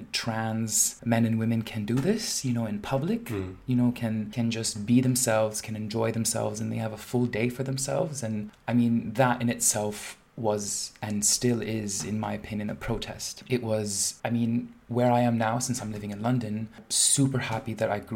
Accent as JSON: {"language": "English", "region": "Dubai", "country": "United Arab Emirates", "tie": "born or raised there", "moved": "yes", "said": "growing up in Dubai and growing up in a Muslim family"}